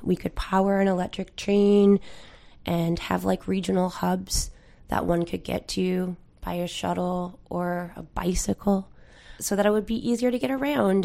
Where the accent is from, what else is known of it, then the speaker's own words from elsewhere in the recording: a peninsula in Newfoundland, Newfoundland and Labrador, Canada; now in St. John's, Canada; I'm from the Iberian Peninsula, and, like, my grandmother, when she comes in for doctor's appointment, has to take a four-hour shuttle